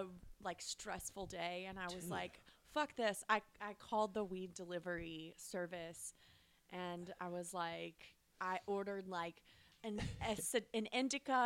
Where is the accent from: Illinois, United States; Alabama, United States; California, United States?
Alabama, United States; now in Los Angeles, United States; I'm from Alabama